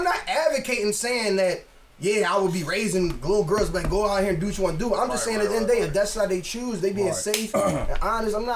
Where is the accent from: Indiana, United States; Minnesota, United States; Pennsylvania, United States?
Pennsylvania, United States; Philadelphia; I'm from North Philly, where … is from as well